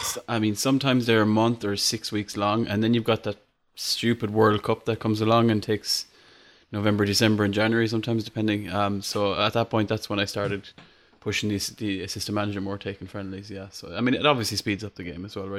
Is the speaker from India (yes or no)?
no; Ireland; I'm Irish